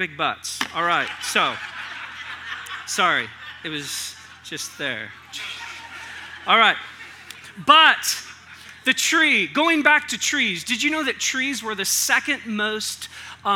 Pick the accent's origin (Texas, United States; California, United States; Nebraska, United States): California, United States; Northern; moved away; I came from Northern California